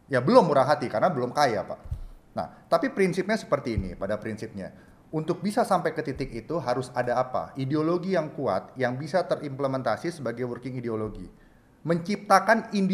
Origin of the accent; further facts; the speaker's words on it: Indonesia; Saya seorang Jawa, bapak saya seorang Jawa, ibu saya seorang Batak, dan saya lahir di Indonesia